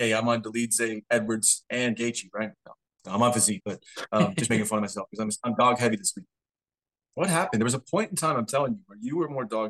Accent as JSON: {"language": "English", "region": "Scotland", "country": "United Kingdom", "said": "I'm a fan of Duncan. I'm Scottish."}